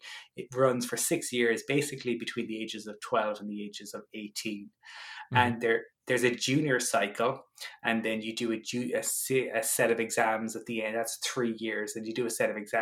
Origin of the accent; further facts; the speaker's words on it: Cork, Munster, Ireland; moved away as an adult; now in Dublin, Ireland; currently I am in Dublin, Ireland, though I am originally from Cork and moved to Dublin nigh on 15 years ago at this point.